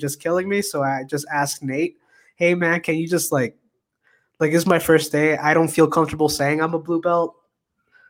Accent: Puerto Rico; now in New Mexico, United States; I am from Puerto Rico. I am a comedian here in New Mexico

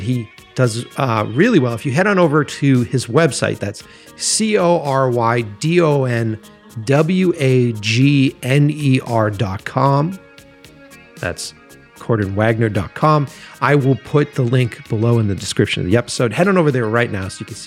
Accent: Boston, Massachusetts, United States; moved away as an adult; now in Los Angeles, United States; I'm from Boston, so I moved out here to Los Angeles a few years ago

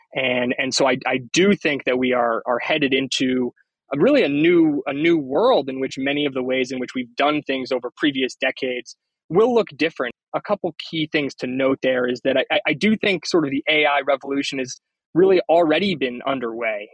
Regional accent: Northeast, United States; also born or lived in Maine / New York City; I'm originally from the Northeast

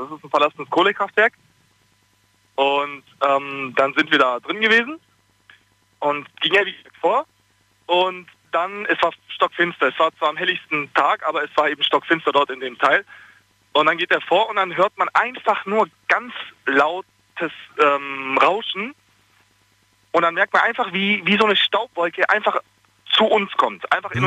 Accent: Bosnia & Herzegovina; now in Ulm, Germany; ich komme aus Bosnien und ich bin ähm, also ich, ich bin muslimisch, aufgewachsen

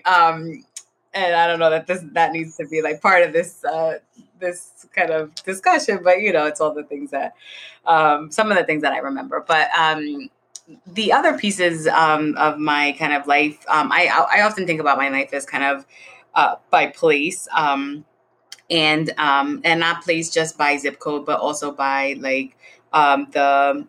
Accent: New York City, New York, United States; when I was growing up in the South Bronx. And I was born in a Section 8 building

